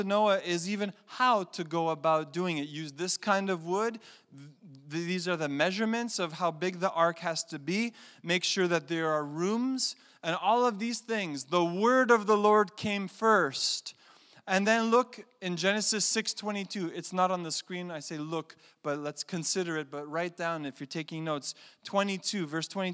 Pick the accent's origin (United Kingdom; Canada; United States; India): Canada; I'm a Canadian